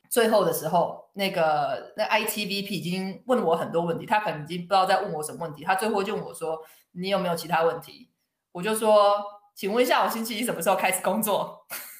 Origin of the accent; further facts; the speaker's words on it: Taiwan; moved away as an adult; now in United Kingdom; 对于我一个华人，我是土生土长的台湾人，所以英文对我来说是一个第二外国语